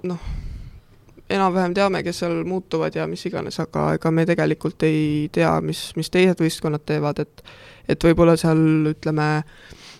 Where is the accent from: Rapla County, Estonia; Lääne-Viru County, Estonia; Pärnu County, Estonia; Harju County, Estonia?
Rapla County, Estonia; Kohila; ma olen Kohilast pärit, aga ma ei ela Kohilas